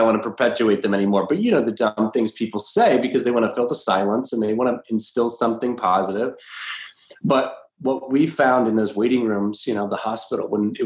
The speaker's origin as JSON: {"language": "English", "region": "the South", "country": "United States", "moved": "yes", "said": "we're from the South originally"}